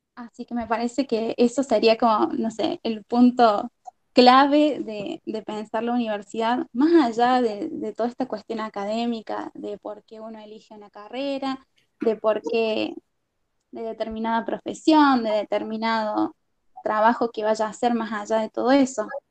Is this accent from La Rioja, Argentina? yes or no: yes; La Rioja, Argentina; moved away; also born or lived in Arroyito, Córdoba / Córdoba; sí soy de La Rioja, en, soy de La Rioja en realidad. Eh, me mudé a Arroyito después de unos años de vivir ahí. Y desde Arroyito terminé mi secundario